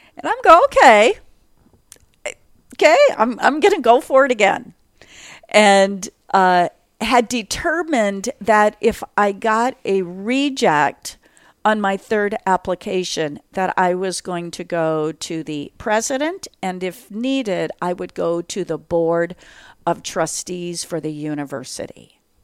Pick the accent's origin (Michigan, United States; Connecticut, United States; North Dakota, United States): North Dakota, United States; for those who know North Dakota, I grew up in a eight hundred square foot homestead shack